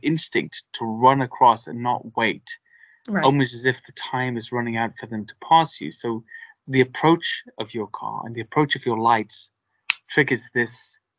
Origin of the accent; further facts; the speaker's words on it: United Kingdom; because I'm British and I don't have a gun here.